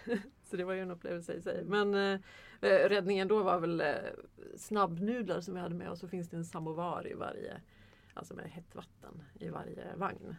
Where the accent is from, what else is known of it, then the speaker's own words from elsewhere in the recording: Sweden; jag är svensk